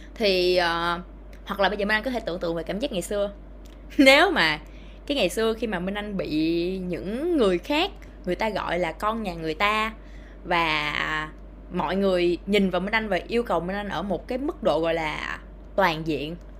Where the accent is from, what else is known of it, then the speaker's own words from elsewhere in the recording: Ho Chi Minh City, Vietnam; tôi ở thành phố Hồ Chí Minh